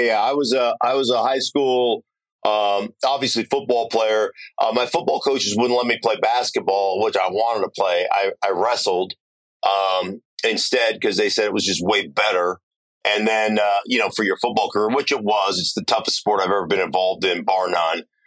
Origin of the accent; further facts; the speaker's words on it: Alaska, United States; moved away as an adult; I grew up in Alaska.